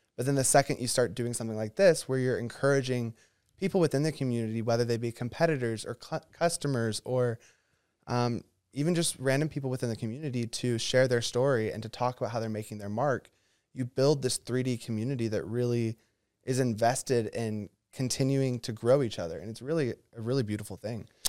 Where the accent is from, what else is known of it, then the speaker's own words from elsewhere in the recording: Oconee County, Georgia, United States; I was raised in Oconee County